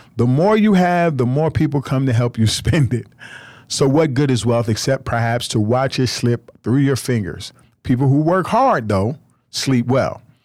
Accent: United States

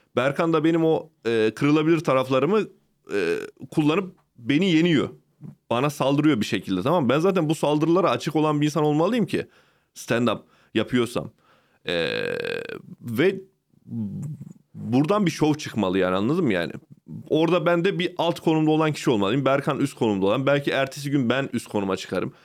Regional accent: Ankara, Turkey; also born or lived in Çorum; Gecekondu Mahallesi'nde büyüdüm orada.

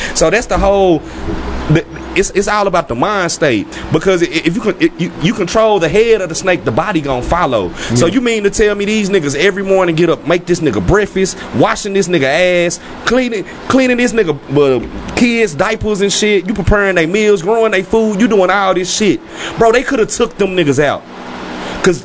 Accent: Eastwood, Texas, United States; I'm from Eastwood, Texas.

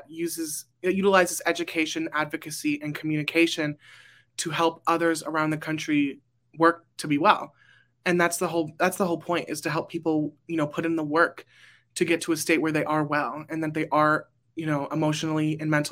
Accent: Burbank, California, United States; I am from Burbank, California

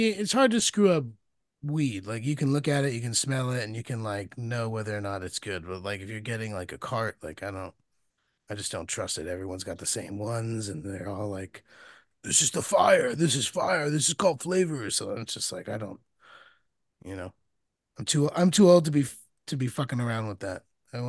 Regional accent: New Jersey, United States; Yeah, I grew up in Jersey. Jersey's fully recreational.

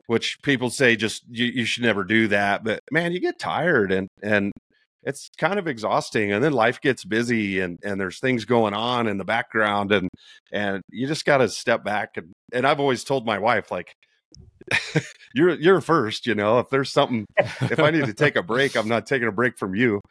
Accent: Indiana, United States; moved away as an adult; also born or lived in Texas; now in New Mexico, United States; born and raised in Indiana.

